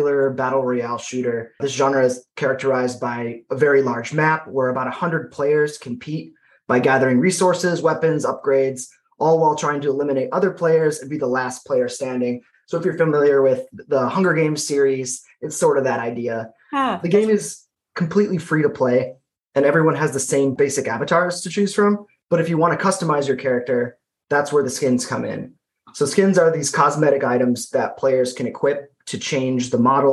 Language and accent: English; Buffalo, New York, United States; also born or lived in North Carolina; So I grew up in Buffalo, New York, and I attended the University at Buffalo for undergrad